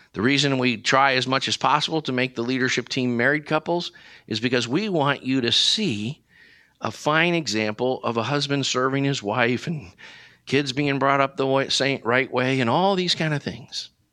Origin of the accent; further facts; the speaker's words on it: Brecksville, Ohio, United States; I grew up in Cleveland, Ohio, in a little town called Brecksville